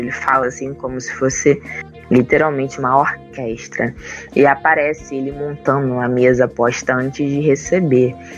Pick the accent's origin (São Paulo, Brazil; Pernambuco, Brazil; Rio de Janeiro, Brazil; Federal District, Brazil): Rio de Janeiro, Brazil; Itaboraí; temos uma casa lá em Itaboraí, Rio de Janeiro, que ela tem um quintal muito grande.